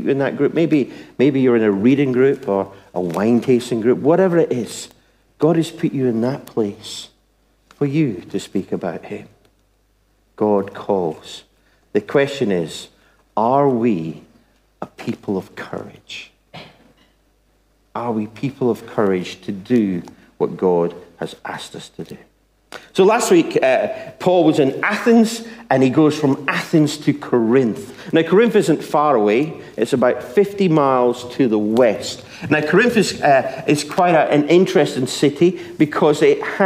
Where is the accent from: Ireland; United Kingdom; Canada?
United Kingdom; Scotland; now in England; I'm Scottish